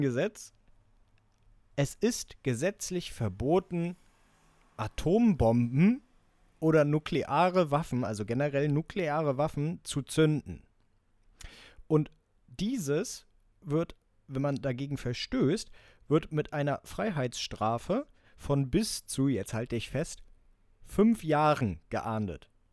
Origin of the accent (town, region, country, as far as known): Germany